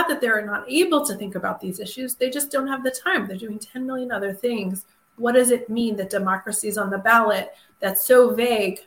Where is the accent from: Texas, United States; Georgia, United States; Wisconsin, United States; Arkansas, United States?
Georgia, United States; Atlanta; I grew up in Atlanta in the late 70s and 80s